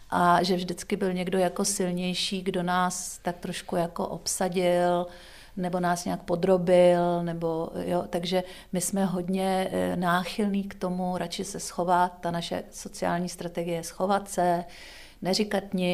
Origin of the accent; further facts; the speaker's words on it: Czechia; my máme jako Češi strach se strapnit.